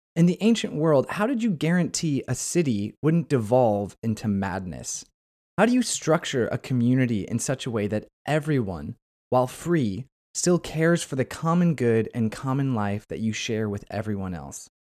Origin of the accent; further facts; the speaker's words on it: United States; I'm speaking as an American